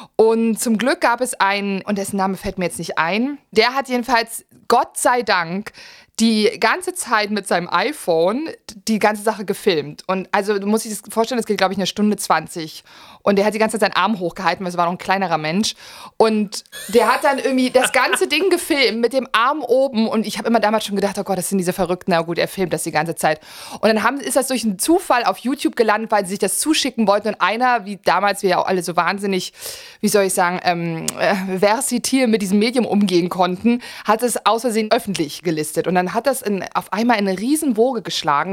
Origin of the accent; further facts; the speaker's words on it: Germany; als Deutscher